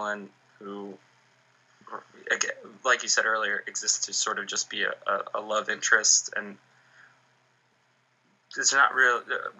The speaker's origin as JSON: {"language": "English", "country": "Ireland", "said": "And also because, like, we're Irish, so we don't talk about anything. That's our culture."}